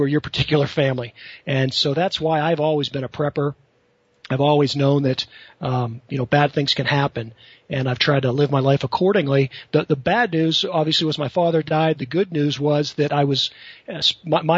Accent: Western Pennsylvania, United States; I grew up in Western Pennsylvania, blue-collar type family

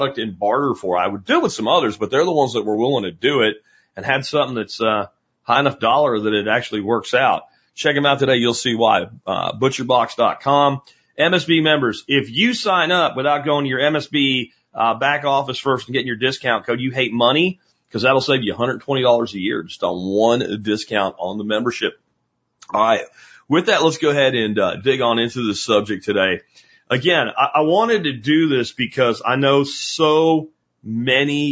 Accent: Pennsylvania, United States; when I was a kid growing up in Pennsylvania

